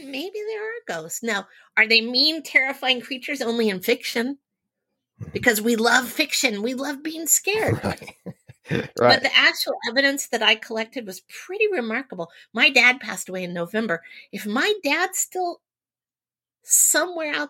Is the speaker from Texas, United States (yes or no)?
yes; outside Houston, Texas, United States; I grew up in Texas a long, long time ago, but it was very rural in the community outside of Houston where I lived